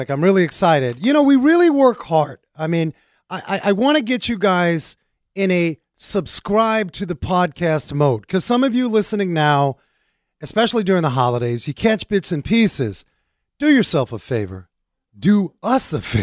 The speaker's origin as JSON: {"language": "English", "town": "New York City", "region": "New York", "country": "United States", "tie": "born or raised there", "said": "Growing up in New York City"}